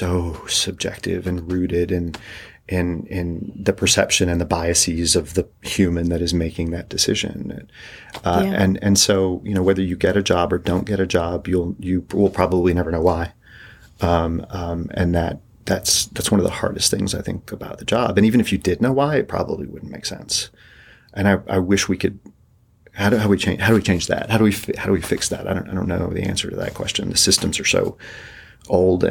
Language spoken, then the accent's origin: English; East Tennessee, United States; moved away; also born or lived in Colorado / New York; I grew up in East Tennessee